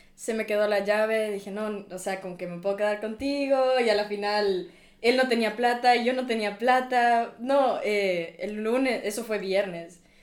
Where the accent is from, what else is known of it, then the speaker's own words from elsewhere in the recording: Ecuador; moved away as an adult; now in Munich, Germany; vengo de Ecuador